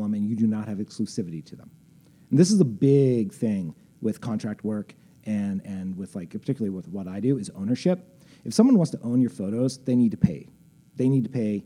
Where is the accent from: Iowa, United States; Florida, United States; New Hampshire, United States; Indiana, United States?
Indiana, United States; moved away as an adult; now in Chicago, United States; I grew up in Indiana. Like, you know, I've lived in Chicago for like 20 years.